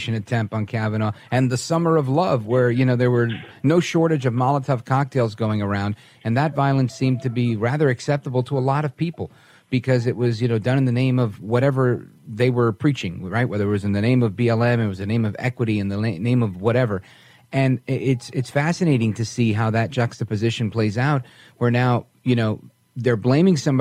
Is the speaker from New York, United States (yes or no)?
yes; New York, United States; I'm a New Yorker.